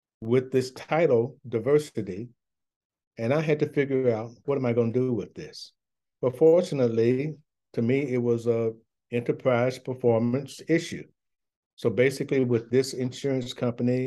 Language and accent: English; the South, United States; I'm a Southerner